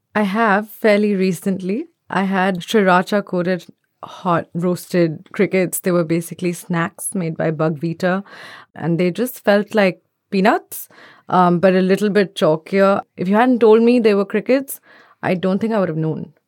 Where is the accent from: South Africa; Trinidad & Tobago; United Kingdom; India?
India; I'm from India